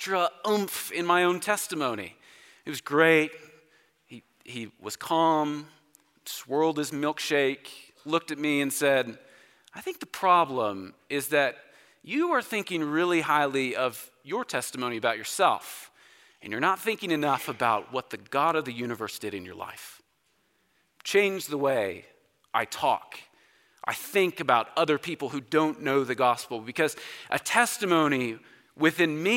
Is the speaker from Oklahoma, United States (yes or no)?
yes; Oklahoma, United States; So I grew up in Oklahoma, spent all of my life there